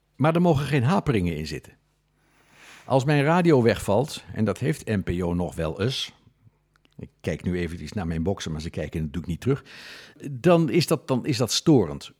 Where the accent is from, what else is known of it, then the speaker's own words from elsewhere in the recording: Netherlands; we zijn Nederlanders.